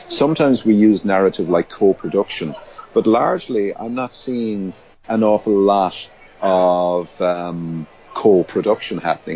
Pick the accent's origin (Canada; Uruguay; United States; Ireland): Ireland; Limerick, Munster; I was um, born in Limerick, which is in the west of Ireland, and raised there. Um, so I'm Irish